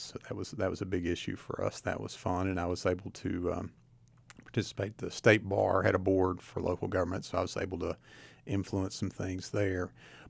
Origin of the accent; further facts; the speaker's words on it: Tazewell, Virginia, United States; I did. I'm from Tazewell. I'm a Tazewell Bulldog.